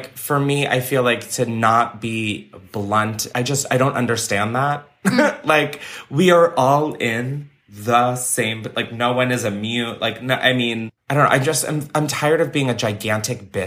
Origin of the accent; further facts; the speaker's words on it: Delaware, United States; I grew up in Delaware